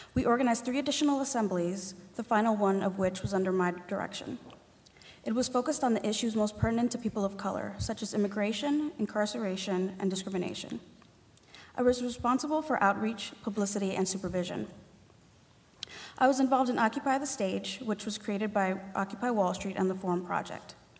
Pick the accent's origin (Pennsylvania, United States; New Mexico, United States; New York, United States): New York, United States; New York City; I grew up in Spanish Harlem with a single mother and older sister